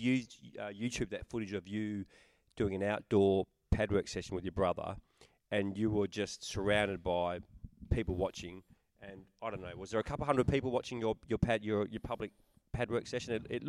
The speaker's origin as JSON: {"language": "English", "country": "Australia", "said": "as an Australian from a very strong Muay Thai country that we are"}